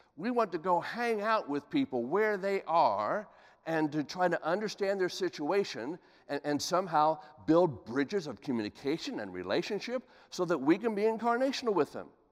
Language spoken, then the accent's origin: English; Columbus, Ohio, United States; Columbus, Ohio, my hometown